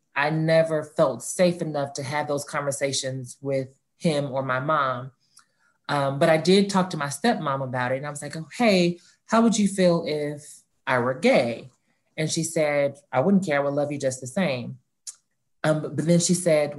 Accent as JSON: {"language": "English", "town": "Atlanta", "region": "Georgia", "country": "United States", "tie": "born or raised there", "said": "Born and raised in Atlanta, like I stated, Atlanta native, the oldest of four"}